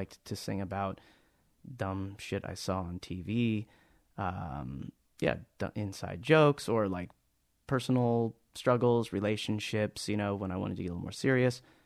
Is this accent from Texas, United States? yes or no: no; Anaheim, California, United States; I was born in Anaheim, California, about a, well, I grew up about a block and a half away from Disneyland.